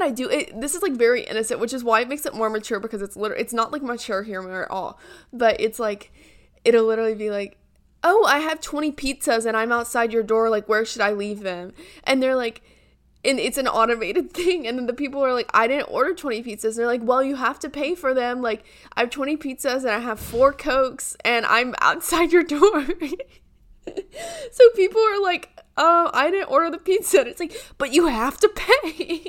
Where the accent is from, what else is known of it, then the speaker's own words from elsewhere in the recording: Yorkshire and the Humber, United Kingdom; like, yeah, you know, I'm from Yorkshire.